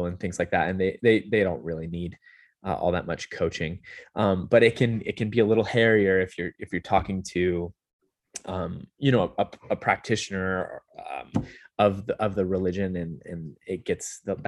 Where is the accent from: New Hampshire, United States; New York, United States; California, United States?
California, United States; also born or lived in Utah; So I'm not originally from Las Vegas. I grew up in Southern California. I did school at BYU in Utah.